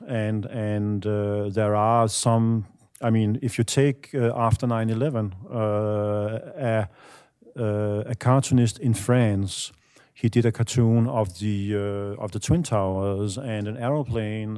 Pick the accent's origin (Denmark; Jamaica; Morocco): Denmark; I'm from Denmark